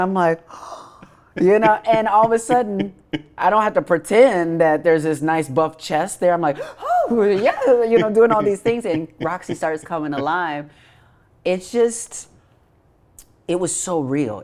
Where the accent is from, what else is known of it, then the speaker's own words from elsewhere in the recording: Racine, Wisconsin, United States; moved away; I'm from Racine, Wisconsin.